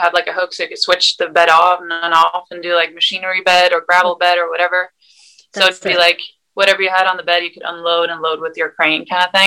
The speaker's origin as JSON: {"language": "English", "country": "Sweden", "tie": "born or raised there", "also_born_or_lived": "Arizona, United States", "moved": "as an adult", "lives_now": "United States", "said": "I grew up in Sweden with my mom"}